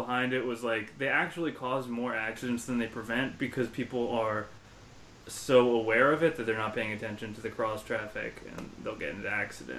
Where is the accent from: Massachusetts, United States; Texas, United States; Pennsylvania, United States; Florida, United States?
Pennsylvania, United States; Philadelphia; I grew up in Northeast Philly, and like all of my neighbors were cops.